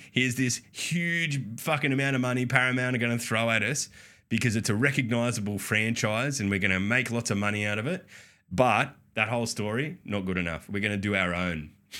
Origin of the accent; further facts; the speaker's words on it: Australia; We're Australian. Everything sounds weird to us.